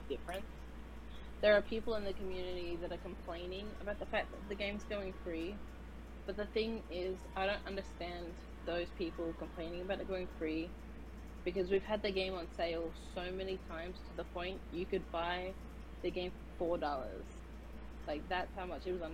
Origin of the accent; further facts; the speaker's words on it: Australia; accent: Australian; now in United States; I'm an Australian, as you can't tell by my very wonderful accent.